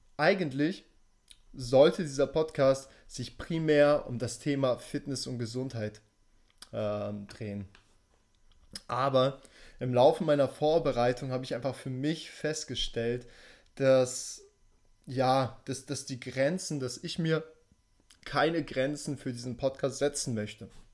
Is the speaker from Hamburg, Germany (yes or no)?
yes; Hamburg, Germany; also born or lived in Russia; Ich selbst bin in Russland geboren und in Hamburg aufgewachsen